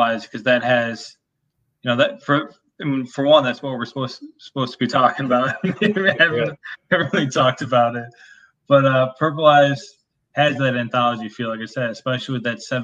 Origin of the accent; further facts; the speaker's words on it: upper Midwest, United States; it's like a very Midwest thing, like upper Midwest